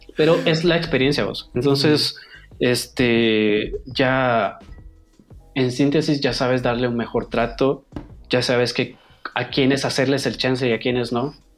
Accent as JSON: {"language": "Spanish", "country": "Guatemala", "said": "dejé mi semillita en este país como guatemalteco"}